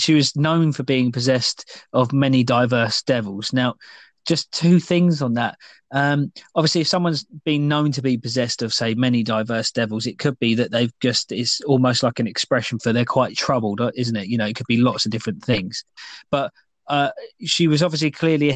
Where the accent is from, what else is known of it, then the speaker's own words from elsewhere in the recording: United Kingdom; we're British